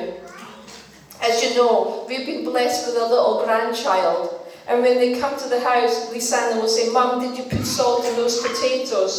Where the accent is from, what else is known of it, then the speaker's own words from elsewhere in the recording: Denmark; English is a second language; moved away; I was born in Denmark, and you know, we didn't speak English